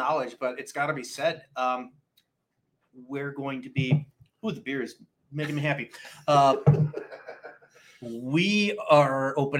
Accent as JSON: {"language": "English", "town": "Naperville", "region": "Illinois", "country": "United States", "tie": "born or raised there", "said": "that's my hometown."}